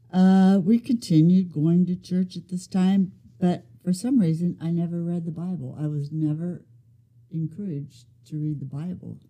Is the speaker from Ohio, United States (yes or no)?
yes; Van Wert, Ohio, United States; I was born in Van Wert, Ohio.